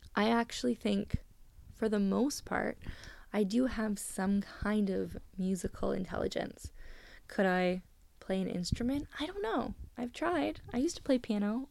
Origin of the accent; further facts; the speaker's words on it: Canada; I'm Canadian